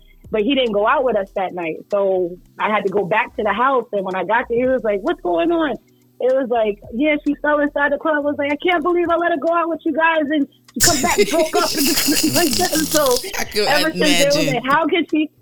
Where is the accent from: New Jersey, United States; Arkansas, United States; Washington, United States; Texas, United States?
New Jersey, United States; also born or lived in Irvington, New Jersey; I'm American. So I was born and raised in Jersey